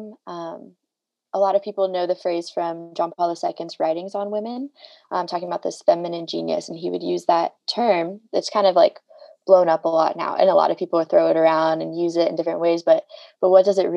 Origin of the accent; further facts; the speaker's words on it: Denver, Colorado, United States; moved away as an adult; now in Atchison, United States; I currently live in Atchison, Kansas, which is near Benedictine College, where I went to college. But I'm originally from Denver, Colorado